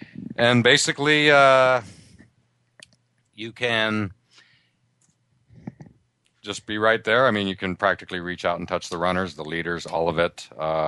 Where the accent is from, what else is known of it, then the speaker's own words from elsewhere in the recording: Altoona, Pennsylvania, United States; now in Boston, United States; I grew up in Altoona, Pennsylvania, 2 hours east of Pittsburgh and about half an hour from State College, i.e. Penn State.